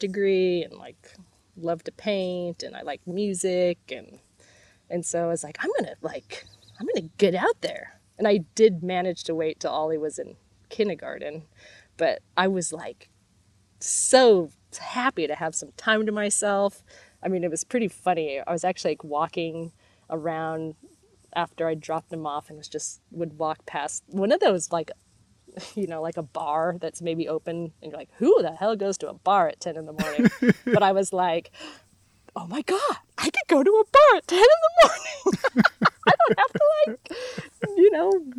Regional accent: Bellingham, Washington, United States; moved away; I'm from Bellingham, Washington

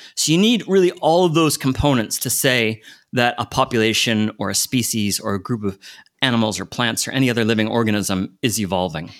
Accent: United States; I grew up in the States

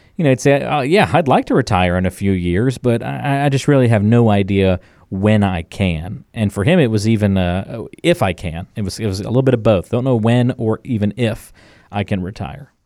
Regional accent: North Carolina, United States; growing up, uh, in a coastal town on, in North Carolina

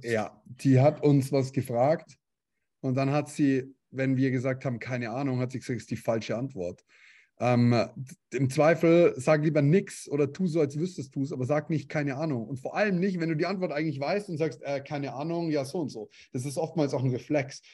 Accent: Bavaria, Germany; Hintertupfinghausen bei uns in Bayern

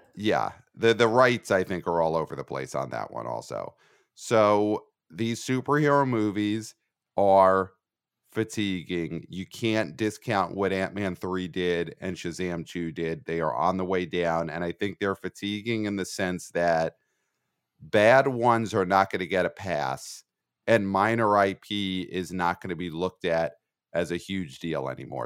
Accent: New York City, New York, United States; I'm a New Yorker

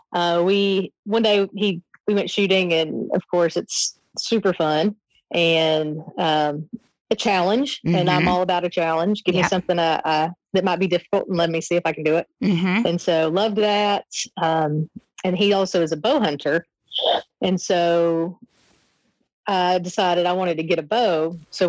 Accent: Southeast Tennessee, United States; I grew up in Southeast Tennessee, so I grew up seeing those mountains my whole life

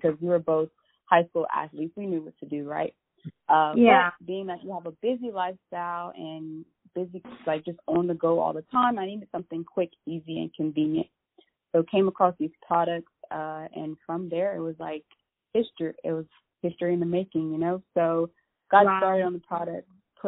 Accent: Lafayette, United States; I'm from Lafayette

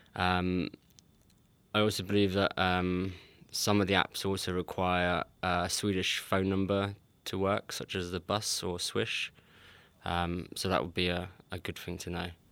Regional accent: England, United Kingdom; moved away as an adult; now in Sweden; I'm English

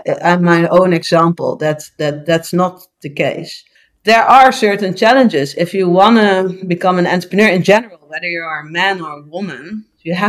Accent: Curaçao; now in Netherlands; I'm born and raised in Curaçao

